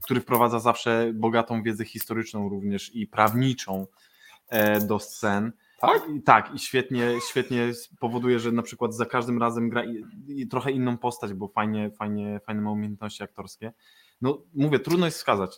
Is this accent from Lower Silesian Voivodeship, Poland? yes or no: yes; Wrocław, Lower Silesian Voivodeship, Poland; jestem z Wrocławia i improwizuję we Wrocławiu